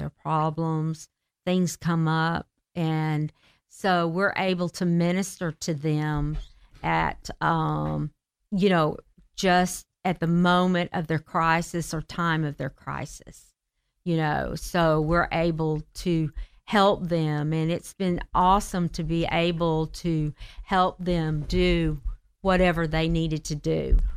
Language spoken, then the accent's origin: English; Marietta, Georgia, United States; I'm from the South. I'm from Marietta, Georgia. and, uh, was born and raised by a gospel singer